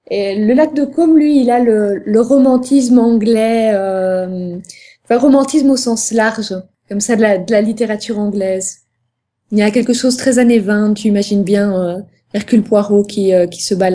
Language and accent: French; Brussels, Brussels-Capital Region, Belgium; Tout à fait, de Bruxelles.